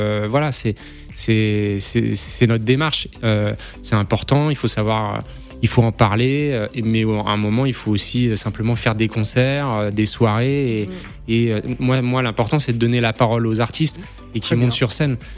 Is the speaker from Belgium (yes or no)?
no; Paris, Île-de-France, France; born there; also born or lived in Auxerre / Dijon; je suis né à Paris, j'ai bougé en province, à Auxerre, à Dijon, etc.